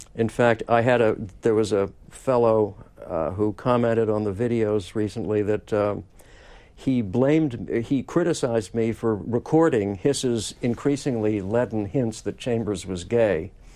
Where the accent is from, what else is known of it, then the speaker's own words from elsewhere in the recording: New York City, New York, United States; I grew up in Manhattan and walked all over lower Manhattan as a kid in those years